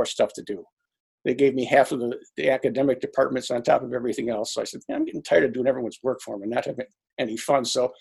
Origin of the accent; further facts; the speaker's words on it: Olean, New York, United States; I grew up in Olean, New York, which is a small, you know, town in upstate New York